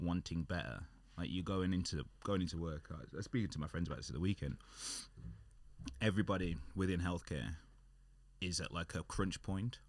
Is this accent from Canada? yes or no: no; United Kingdom; we're British and we're working, working in the U K